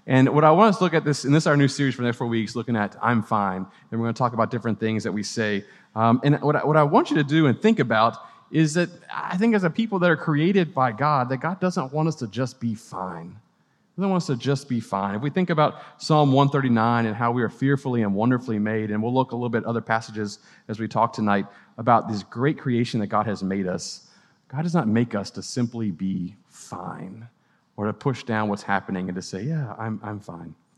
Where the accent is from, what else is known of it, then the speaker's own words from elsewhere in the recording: Gulf Coast, United States; also born or lived in Louisiana / Mississippi; now in Clemson, United States; I was a, a Gulf Coast kid growing up in Louisiana and Mississippi.